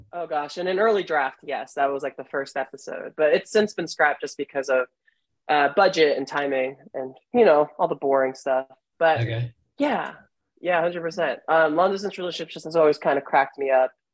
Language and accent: English; New Jersey, United States; now in Chicago, United States; I'm from Jersey.